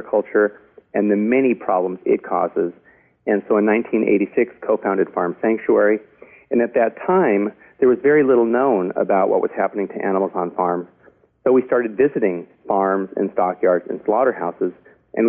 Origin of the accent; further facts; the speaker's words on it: Los Angeles, California, United States; I grew up in the Hollywood Hills